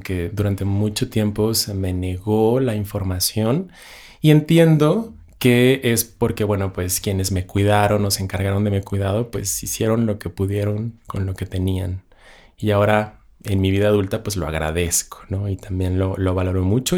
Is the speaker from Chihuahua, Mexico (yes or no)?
yes; Ciudad Juárez, Chihuahua, Mexico; moved away as an adult; now in Mexico City, Mexico; yo soy de Ciudad Juárez, Chihuahua, la frontera más fabulosa y bella del mundo